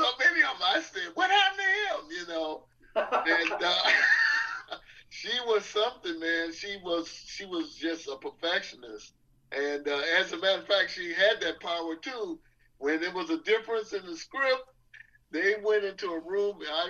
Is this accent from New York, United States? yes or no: no; Detroit, Michigan, United States; moved away; I'm from Detroit